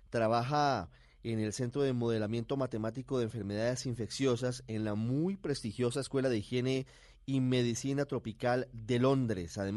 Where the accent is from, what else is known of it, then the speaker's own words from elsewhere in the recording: Colombia; moved away as an adult; also born or lived in São Paulo, Brazil / France; now in London, United Kingdom; Sí, yo soy colombiano